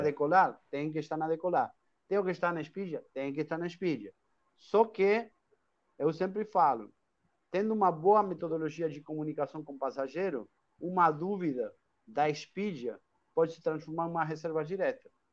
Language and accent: Portuguese; Argentina; accent: Argentine; Portuguese is a second language; moved away as an adult; now in Brazil; esse sotaquezinho aí que não sai, é, porque eu sou argentino, moro aqui no Brasil há 21 anos